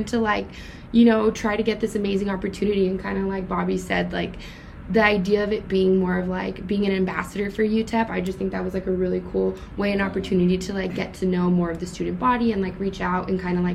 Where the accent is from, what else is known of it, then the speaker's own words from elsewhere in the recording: El Paso, Texas, United States; I was born and raised in El Paso